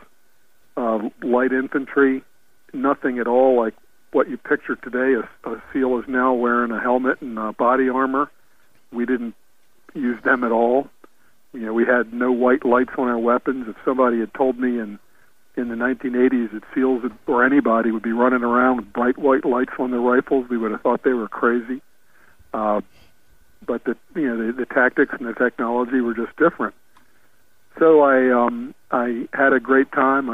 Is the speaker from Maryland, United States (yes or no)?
yes; Baltimore, Maryland, United States; moved away as an adult; also born or lived in Virginia; I was raised in Baltimore, born in 57